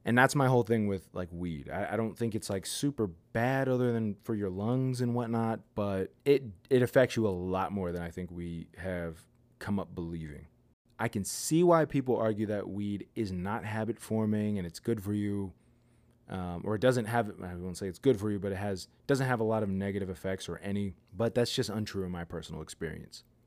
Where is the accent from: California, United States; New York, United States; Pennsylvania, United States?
Pennsylvania, United States; near Pittsburgh; my hometown